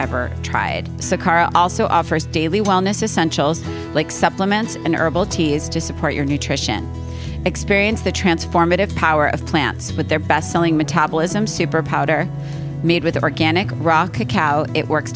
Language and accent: English; East Coast, United States; I am from the East Coast